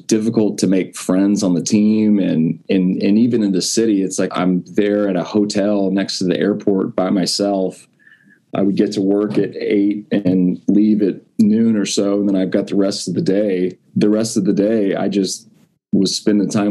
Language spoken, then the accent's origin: English; Corpus Christi, Texas, United States; I grew up in Corpus Christi